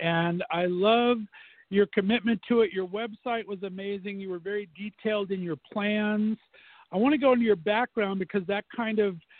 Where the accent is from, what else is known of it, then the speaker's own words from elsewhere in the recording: California, United States; now in Ohio, United States; I'm from California originally, in a transplant here